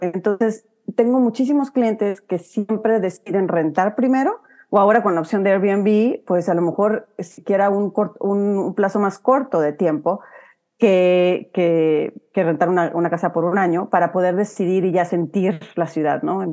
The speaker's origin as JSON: {"language": "Spanish", "region": "Huasteca", "country": "Mexico", "accent": "huasteco", "moved": "as an adult", "lives_now": "United States", "said": "sigo con mi acento huasteco"}